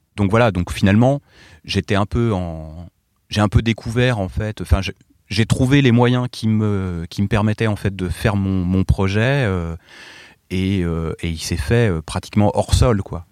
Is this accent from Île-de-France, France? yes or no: yes; Essonne, Île-de-France, France; also born or lived in Paris; je venais de de l'Essonne, euh, sur orge euh, et là, j'arrive à Paris